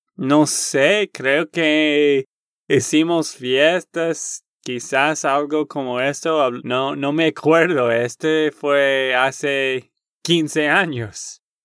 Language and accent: Spanish; Texas, United States; de Texas, Estados Unidos